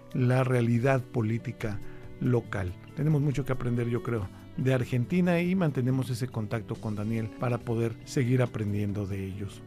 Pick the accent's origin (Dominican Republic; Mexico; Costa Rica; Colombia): Mexico; México, en mi país